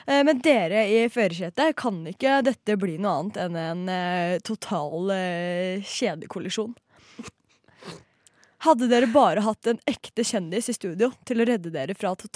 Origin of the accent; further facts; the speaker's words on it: Northern Norway, Norway; Som nordlending jeg er jeg så skuffa over at Ap ikke vil ha konsekvensutredning av Lofoten, Senja og Vesterålen.